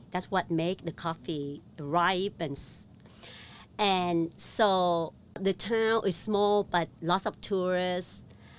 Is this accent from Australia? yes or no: no; Da Lat, Lam Dong, Vietnam; now in New York, United States; I was born in Vietnam in a small town called Da Lat. I guess not too small. It's famous because it was a honeymooner town. So all the Vietnamese couple go there because it's cool. It's up in the mountain.